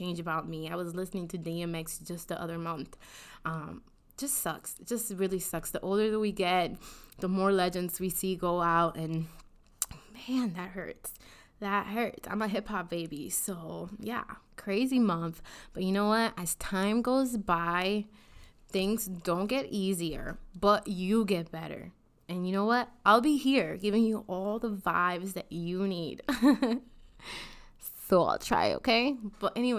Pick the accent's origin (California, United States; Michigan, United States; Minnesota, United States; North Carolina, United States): Minnesota, United States; as a Minnesotan